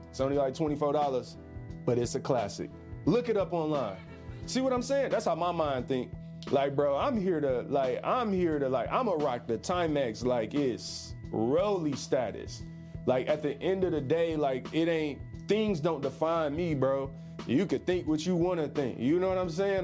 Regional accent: Detroit, Michigan, United States; I'm from Detroit

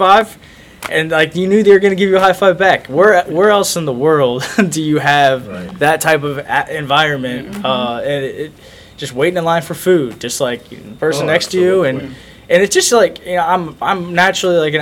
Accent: Phoenix, Arizona, United States; moved away as an adult; now in Missouri, United States; my high school in Arizona, where I grew up in Phoenix, Arizona, Chaparral High School.

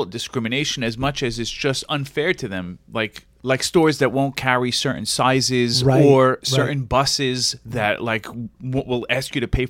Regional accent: United States; as an American

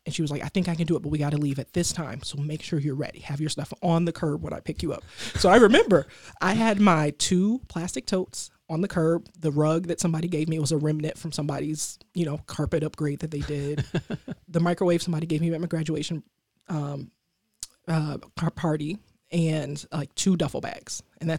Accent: Detroit, Michigan, United States; So I grew up in Detroit, and I went to University of Michigan, Ann Arbor. It's only 45 minutes, but it's a world away.

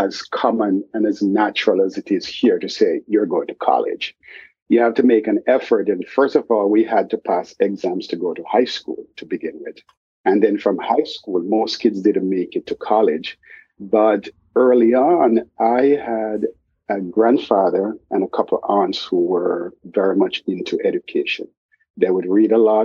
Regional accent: Jamaica; now in Boston, United States; I grew up in Jamaica. I lived half of my life in Jamaica before moving to the United States

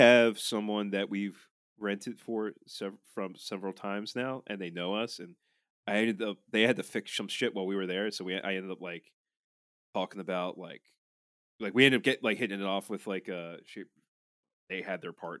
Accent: Baltimore, Maryland, United States; from Ballmer. Yeah … from Ballmer

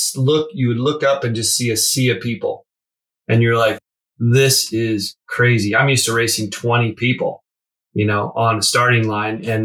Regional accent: Alaska, United States; moved away as an adult; now in San Diego, United States; I grew up in Alaska.

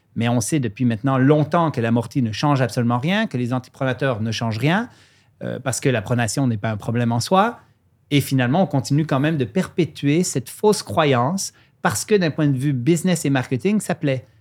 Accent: Lac Saint-Jean, Quebec, Canada; accent: mixed Swiss and Quebec; also born or lived in Switzerland; je suis suisse d'origine, immigré à 10 ans au lac Saint-Jean, au nord du Québec.

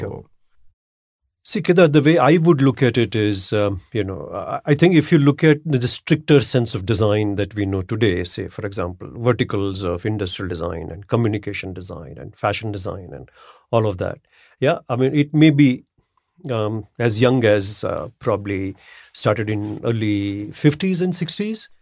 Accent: Ahmedabad, Gujarat, India; I'm from Ahmedabad, by the way, and Ahmedabad had Ahmedabad at one point of time was declared as the Manchester of India. Manchester in UK was a textile hub. Hmm. my childhood was spent in you know in in Ahmedabad

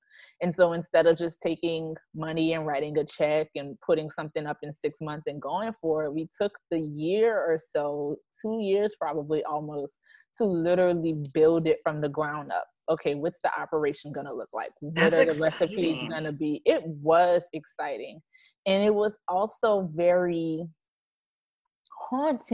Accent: New Orleans, Louisiana, United States; moved away as an adult; now in Dallas area, United States; We're originally from New Orleans

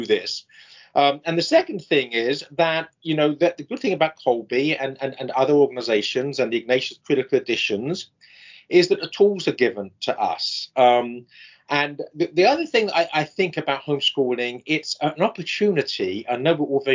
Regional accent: England, United Kingdom; now in United States; I'm English

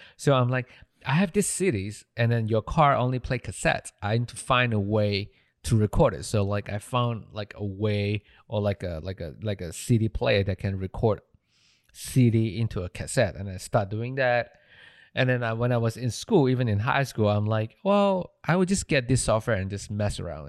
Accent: Malaysia; moved away as an adult; I'm from Malaysia

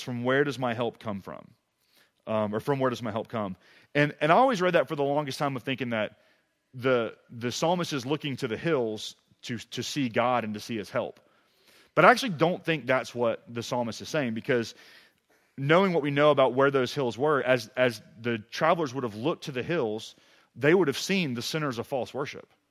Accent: Mississippi, United States; moved away as an adult; also born or lived in Tuscaloosa, Alabama / Oxford, Mississippi; now in East Tennessee, United States; I grew up in Mississippi

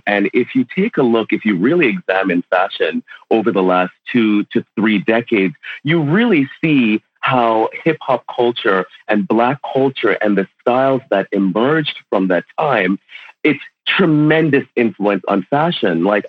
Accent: Connecticut, United States; also born or lived in Jamaica; essentially after I moved from Jamaica, I grew up outside of New York in Connecticut

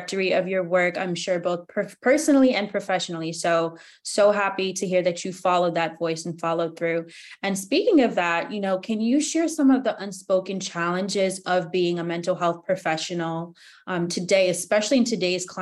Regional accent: United States; being a Ghanaian American growing up here

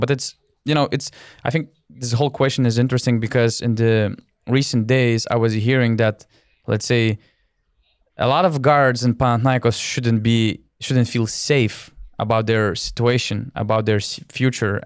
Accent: Lithuania; I'm from Lithuania.

